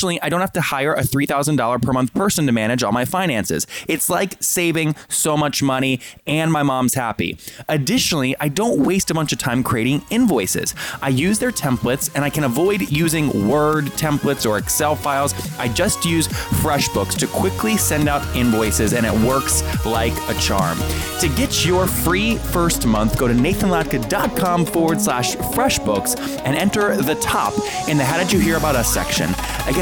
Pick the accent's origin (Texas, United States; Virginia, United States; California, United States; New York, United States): Virginia, United States; Leesburg; I grew up there in Leesburg.